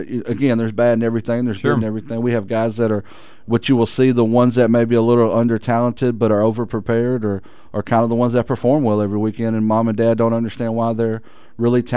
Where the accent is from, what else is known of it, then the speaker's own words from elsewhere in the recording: Texarkana, United States; being born and raised in Texarkana